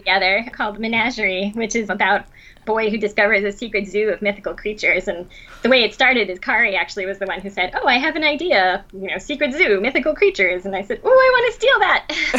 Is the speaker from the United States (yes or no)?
no; Asunción, Paraguay; also born or lived in Venezuela; But no, I was born in Venezuela, and we moved several times, but most of my childhood was spent in Paraguay, in Asuncion.